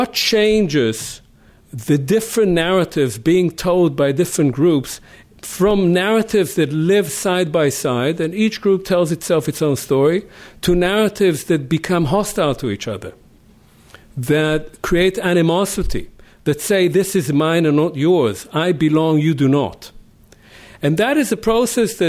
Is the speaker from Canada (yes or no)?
no; Israel; I grew up next to in Israel, next to villages that had been entirely obliterated